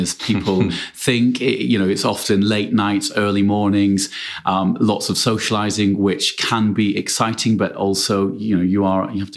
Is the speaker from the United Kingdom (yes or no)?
yes; United Kingdom; I'm British